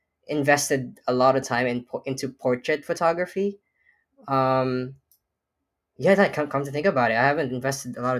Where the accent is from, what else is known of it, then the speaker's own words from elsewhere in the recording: Philippines; now in New York, United States; I grew up in the Philippines before I moved here to the U.S.